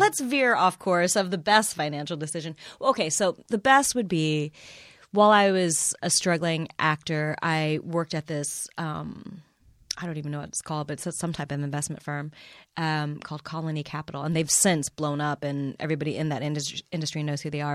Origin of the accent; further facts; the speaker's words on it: Midwest, United States; I was born and raised in the Midwest